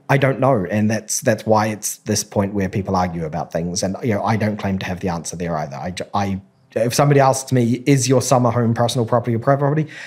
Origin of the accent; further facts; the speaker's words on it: New Zealand; I grew up in New Zealand